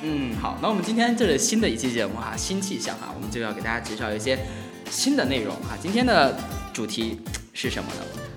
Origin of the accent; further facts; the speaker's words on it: China; 我们中国人说拜拜